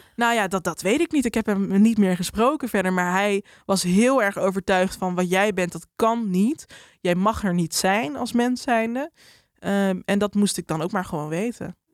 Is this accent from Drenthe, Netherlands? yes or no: yes; Drenthe, Netherlands; moved away as an adult; also born or lived in Amsterdam; now in Randstad, Netherlands; Ik kom uit Drenthe